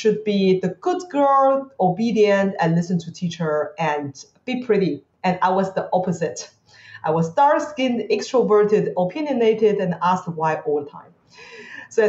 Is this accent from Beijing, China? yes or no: yes; Beijing, China; now in Singapore; I grew up in China